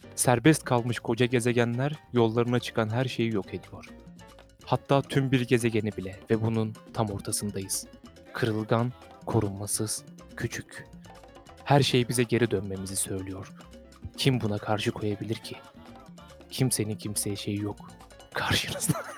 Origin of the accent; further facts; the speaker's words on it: Sivas Province, Turkey; sivaslı olduğumuz için